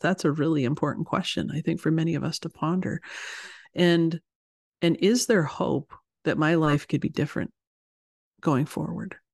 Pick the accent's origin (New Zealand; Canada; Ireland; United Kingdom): Canada; moved away as an adult; also born or lived in United States / Ohio; I'm Canadian, as you said, so I, I live here in Canada, and I grew up here